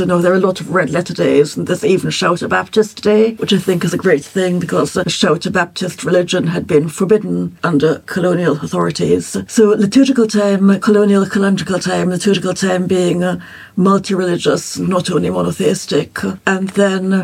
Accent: Trinidad & Tobago; I grew up in Trinidad in the West Indies

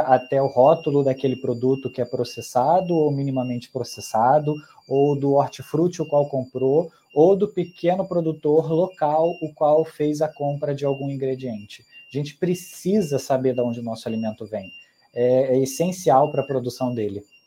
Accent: Brazil; also born or lived in Mexico; eu cresci aqui no Brasil

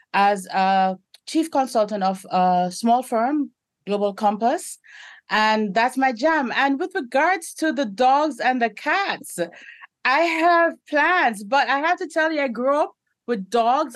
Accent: Canada; I identify as a Jamaican Canadian

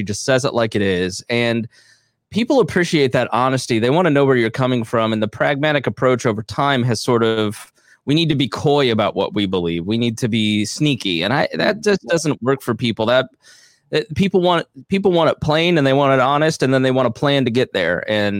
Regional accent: Indiana, United States; even though I'm from Indiana

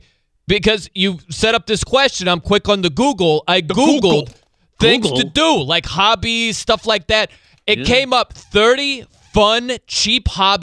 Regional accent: South Bend, Indiana, United States; now in Albany, United States; But you know my hometown is South Bend, Indiana.

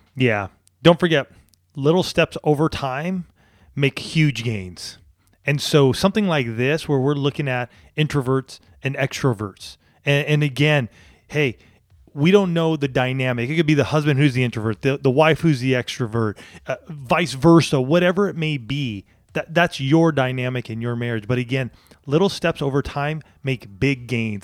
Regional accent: San Diego, California, United States; I grew up here in Southern California

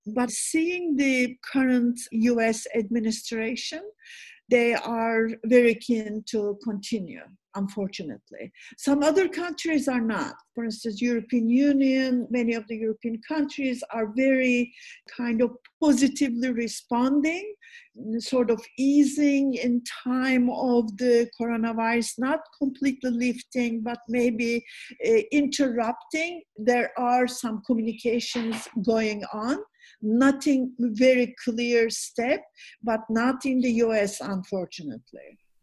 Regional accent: Istanbul, Turkey; also born or lived in Bodrum; I'm from Istanbul, but this is our summer place

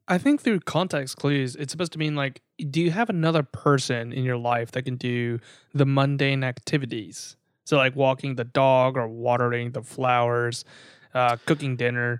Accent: the South, United States; we grew up in the South

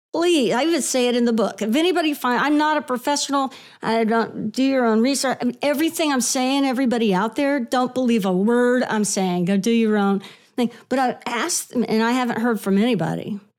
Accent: Houston, Texas, United States; moved away as an adult; also born or lived in Lubbock, Texas / Dallas, Texas; now in New York, United States; So I grew up in Houston, and I went to school in Lubbock and worked in Dallas for a little while. So I'm, I'm really a Texas girl

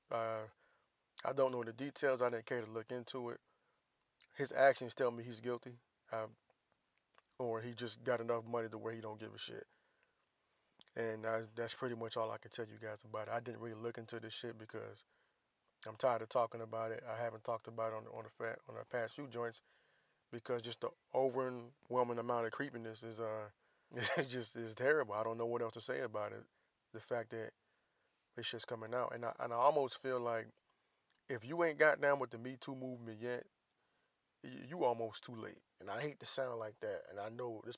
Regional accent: Jacksonville, Florida, United States; moved away; Duval County, Jacksonville, Florida. That's where I'm from, my whole time.

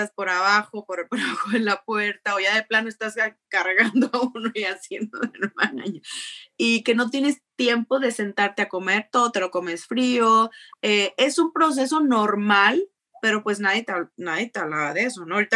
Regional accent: Jicotencal, Tamaulipas, Mexico; Eh, ya soy de Jicotenca, Tamaulipas, de un pueblito muy chiquito que está allá en, el sur de Tamaulipas.

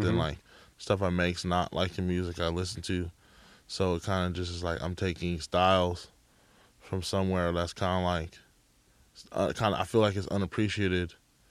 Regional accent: Bay Area, California, United States; I grew up in the Bay Area.

